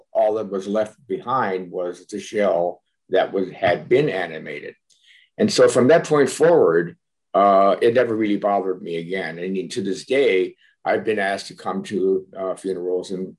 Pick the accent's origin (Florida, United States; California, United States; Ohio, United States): Ohio, United States; Cleveland; as a child growing up in Cleveland, Ohio, my family attended many funerals